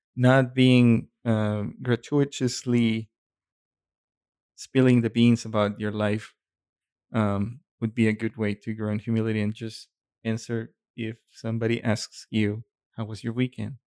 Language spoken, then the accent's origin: English; Mexico; moved away; growing up in Mexico